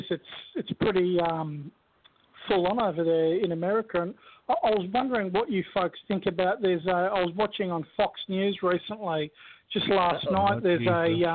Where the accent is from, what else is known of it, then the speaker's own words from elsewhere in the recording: Australia; accent: Australian; I'm Australian. It's an Australian accent